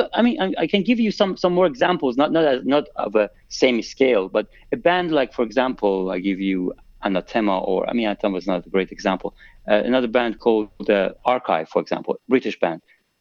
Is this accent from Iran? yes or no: yes; Tehran, Tehran Province, Iran; moved away as an adult; now in London, United Kingdom; So I moved to London from Tehran in 2004 to do my master's in engineering.